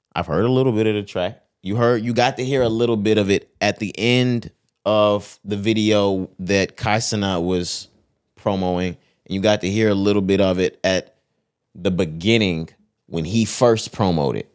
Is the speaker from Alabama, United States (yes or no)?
no; Texas, United States; we're from Texas